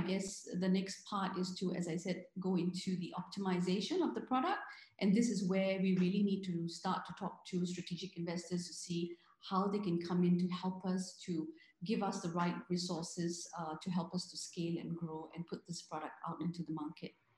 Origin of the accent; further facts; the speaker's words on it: Singapore; I'm Singaporean